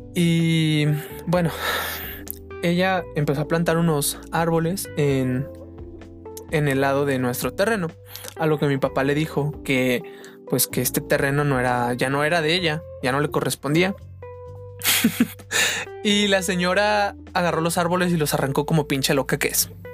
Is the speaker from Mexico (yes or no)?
yes; Mexico; soy mexicano